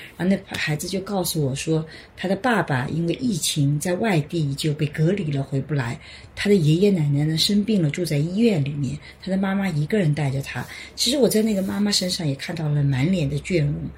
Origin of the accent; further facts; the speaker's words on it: China; 我们中国人以前都有首相一年嘛